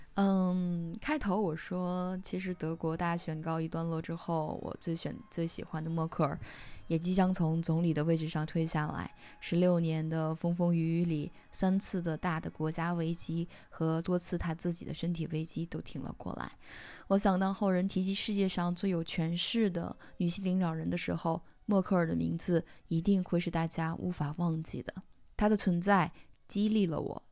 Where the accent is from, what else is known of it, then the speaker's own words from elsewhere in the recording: China; moved away as an adult; now in Germany; 我是一个中国人